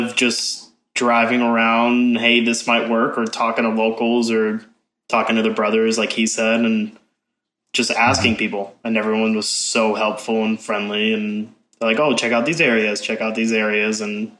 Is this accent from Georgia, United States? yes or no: yes; Atlanta, Georgia, United States; And then it quickly turned into an actual winter that we know nothing about because we're from Atlanta.